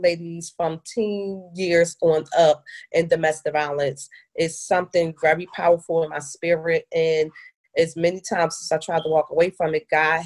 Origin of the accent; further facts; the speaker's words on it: Philadelphia, Pennsylvania, United States; moved away as an adult; now in Atlanta, United States; I grew up, born and raised in Philadelphia, Pennsylvania, where all of my family is from